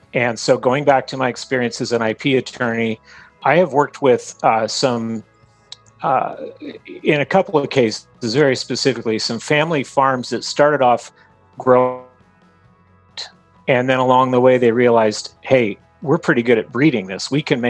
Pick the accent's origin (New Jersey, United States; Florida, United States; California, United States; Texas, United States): Texas, United States; born there; I was born in Texas on a military base. My dad was in the Air Force, but my parents had both grown up in a small town in Utah.